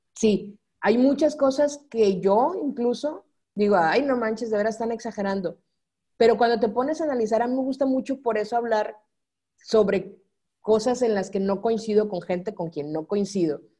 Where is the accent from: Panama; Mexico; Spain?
Mexico; Sinaloa; moved away as an adult; also born or lived in Guadalajara / Culiacán / Nuevo Laredo / Mexico City; soy sinaloense y en Sinaloa se dice marotona.